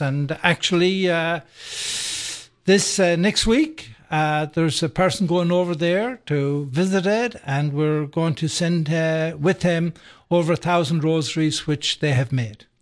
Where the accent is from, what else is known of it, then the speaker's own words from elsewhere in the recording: Sligo, Connacht, Ireland; moved away as an adult; now in Atlanta, United States; I grew up in Ireland, by the way, um, and, uh, in a place called, uh, Sligo, County Sligo.